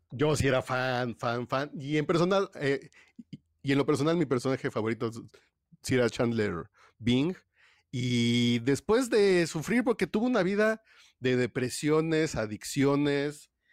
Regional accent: Mexico; somos los mexicanos

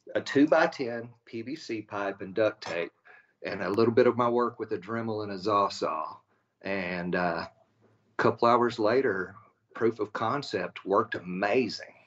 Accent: Abilene, Texas, United States; I grew up in West Texas out by Abilene

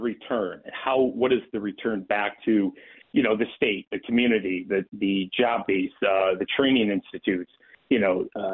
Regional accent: Western New York, United States; Western New York is my hometown

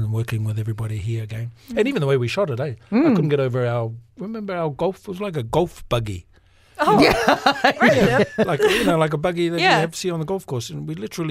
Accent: New Zealand; accent: New Zealand; I could speak in my New Zealand accent for a change

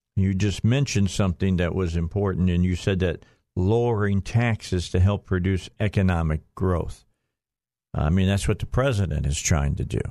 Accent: Northwest Indiana, United States; also born or lived in Gary, Indiana; I was born in, in Gary, raised in Northwest Indiana

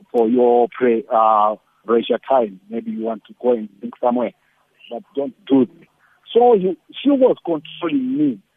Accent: Malawi; moved away as an adult; also born or lived in South Africa; I was a foreigner. I was, I was coming from Malawi

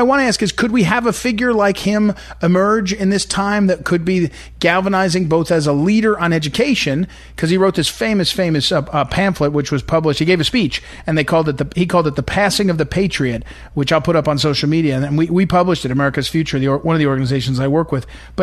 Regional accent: St. Louis, Missouri, United States; moved away; I'm from St. Louis, Missouri, that's where I lived for 25 years and consider my hometown

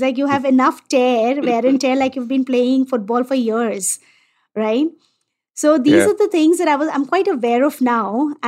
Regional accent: India; And as an Indian, I accept Ayurveda, right?

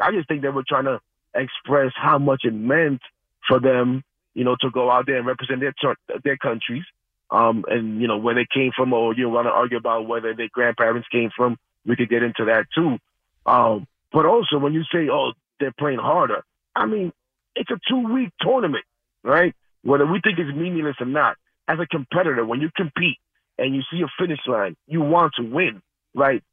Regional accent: United States; as a Dominican American, someone who's born here, someone who identifies more with being American

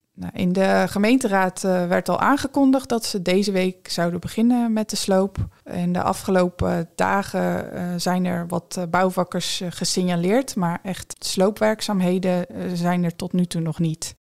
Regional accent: Vlissingen, Zeeland, Netherlands; ik ben in 1983 geboren in Vlissingen

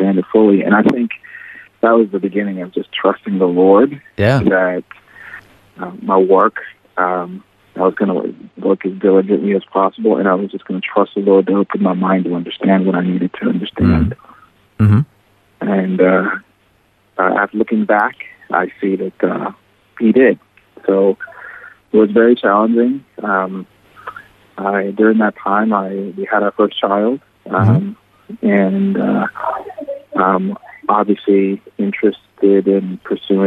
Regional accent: South Carolina, United States; I got accepted to the Medical University of South Carolina in my home state of South Carolina

